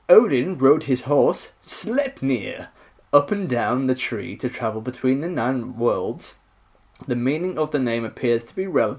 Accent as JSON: {"language": "English", "town": "Nottingham", "region": "East Midlands", "country": "United Kingdom", "said": "I'm from Nottingham."}